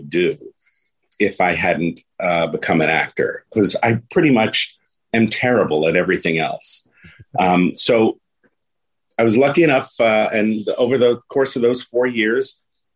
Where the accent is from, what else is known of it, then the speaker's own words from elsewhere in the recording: New York City, New York, United States; also born or lived in Bronx, New York / Jackson Heights, Queens; I'm originally from the Bronx, and when I was five, we moved to Queens